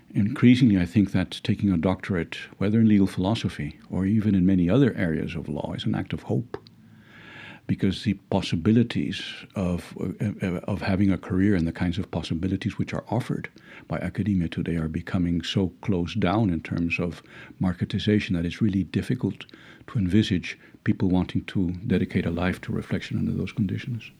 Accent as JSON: {"language": "English", "town": "Cali", "region": "Valle del Cauca", "country": "Colombia", "tie": "born or raised there", "moved": "yes", "said": "I studied at an American school in, in Cali, where I was born"}